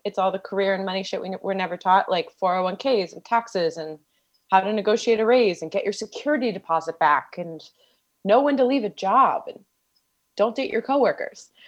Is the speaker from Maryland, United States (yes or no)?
yes; D.C., Maryland, United States; I grew up outside of Washington, D C, and Maryland